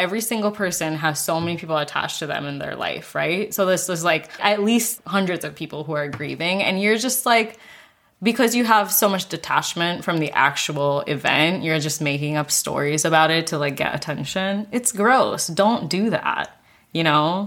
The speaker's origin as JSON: {"language": "English", "country": "Singapore", "tie": "born or raised there", "said": "I grew up in Singapore"}